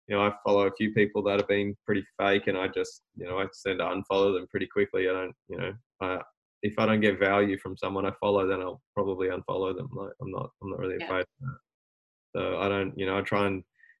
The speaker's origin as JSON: {"language": "English", "town": "Albury", "region": "New South Wales", "country": "Australia", "said": "I'm from Albury and I'm a mechanic."}